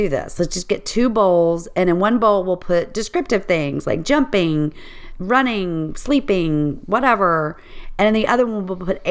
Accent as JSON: {"language": "English", "town": "Baton Rouge", "region": "Louisiana", "country": "United States", "tie": "born or raised there", "also_born_or_lived": "Richmond, Virginia", "moved": "as an adult", "said": "I grew up in Louisiana in Baton Rouge"}